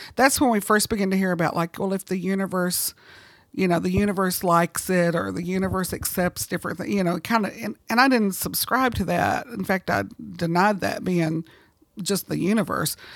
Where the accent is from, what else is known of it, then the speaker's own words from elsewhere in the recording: South Carolina, United States; also born or lived in Oklahoma; I was born in Oklahoma, Uh, but gradually we moved, uh, eastward, and I was mostly raised in South Carolina